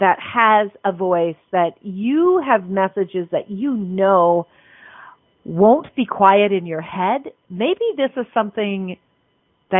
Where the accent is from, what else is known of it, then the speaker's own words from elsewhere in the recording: Canada; I'm a Canadian